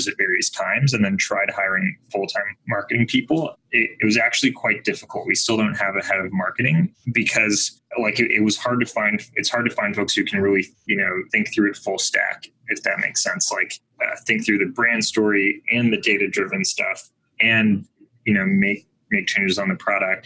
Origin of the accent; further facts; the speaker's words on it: Bay Area, California, United States; I grew up in the Bay Area